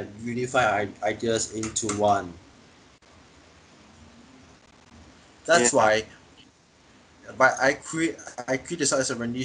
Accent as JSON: {"language": "English", "country": "Singapore", "said": "we as a Singaporean"}